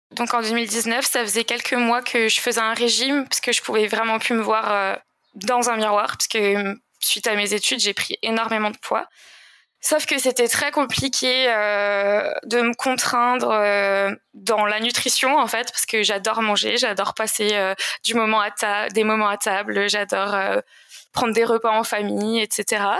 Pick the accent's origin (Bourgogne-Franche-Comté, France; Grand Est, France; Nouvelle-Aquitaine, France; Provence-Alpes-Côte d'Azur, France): Grand Est, France; Alsace; j'ai grandi en Alsace, dans une petite vallée qu'on appelle la vallée de Villers